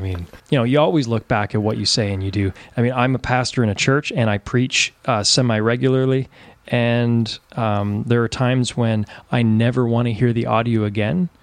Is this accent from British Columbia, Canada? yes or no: no; Ontario, Canada; now in East Coast, Canada; I'm from Canada, born and raised in Ontario, but now I'm in the East Coast.